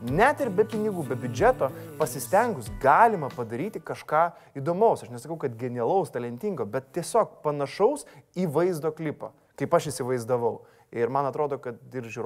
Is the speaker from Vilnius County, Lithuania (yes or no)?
yes; Vilnius, Vilnius County, Lithuania; aš užaugau Fabioniškėse ir po mano langais buvo krepšinio aikštelė.